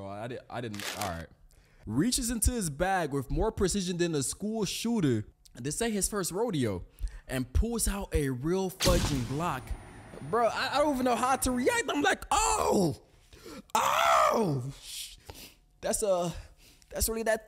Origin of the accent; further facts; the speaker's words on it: Lake Worth, Florida, United States; I live in Lake Worth, that's all. You know, I'm from Lake Worth